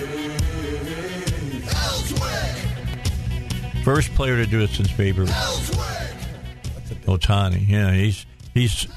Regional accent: right outside of Chicago, Illinois, United States; moved away; I was a Bears fan because I grew up right outside of Chicago

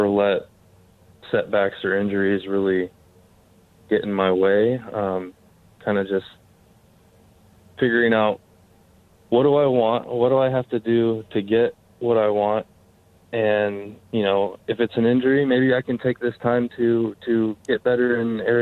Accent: Southern California, United States; also born or lived in Santa Clara; I'm from here. I'm from Southern California

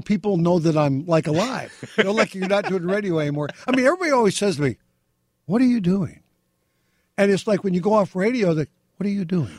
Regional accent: Beverly Hills, California, United States; growing up in Beverly Hills with my mom, my sister

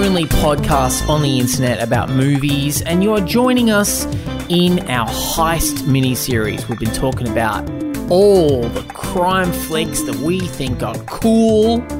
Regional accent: Australia; Proud Australian. We're both proud Australians

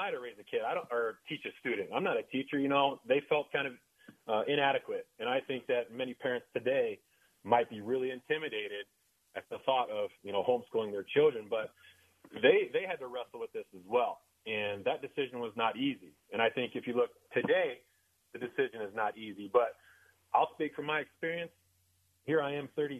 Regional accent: small town Indiana, United States; in my hometown, in small town Indiana

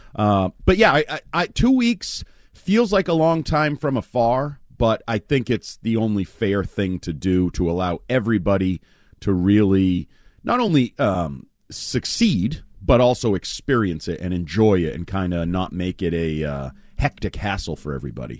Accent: United States; I'm an I'm an American

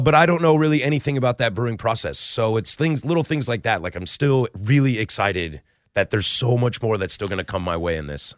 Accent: Vancouver, Washington, United States; now in Portland, United States; I am kind of born and raised in the Pacific Northwest. I grew up in Vancouver, went away to Wazoo

